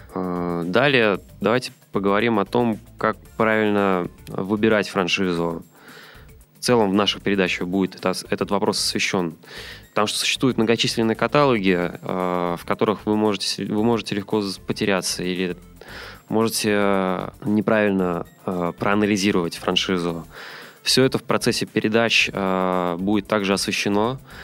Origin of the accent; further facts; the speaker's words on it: Saint Petersburg, Russia; moved away as an adult; now in Moscow, Russia; Сам я родом из Петербурга